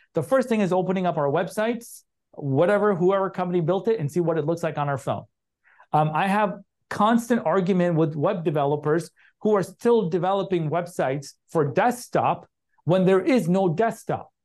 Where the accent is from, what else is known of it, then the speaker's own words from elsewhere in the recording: Chicago, Illinois, United States; moved away; I grew up in Chicago.